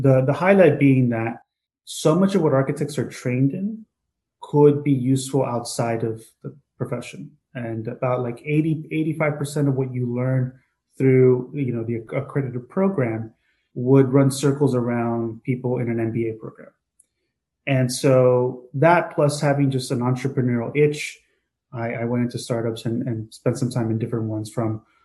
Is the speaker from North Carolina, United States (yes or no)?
no; Hialeah, Florida, United States; moved away as an adult; also born or lived in New York; born and raised in the Cuban community of Hialeah, Florida